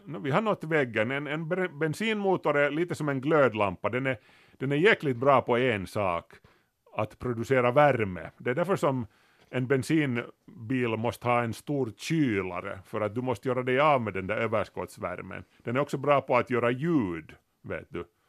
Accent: Kauniainen, Uusimaa, Finland; när vi var unga i Grankulla

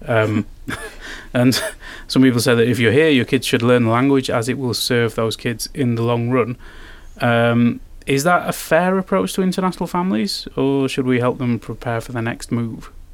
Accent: United Kingdom; now in Finland; I'm from Britain

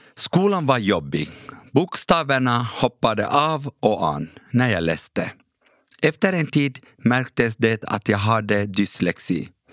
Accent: Ekenäs, Uusimaa, Finland; first language Kurdish; Swedish is a second language; also born or lived in Iraqi Kurdistan / Turkey; Fem år senare kom jag som flykting till Ekenäs och fick växa upp som finlandssvensk

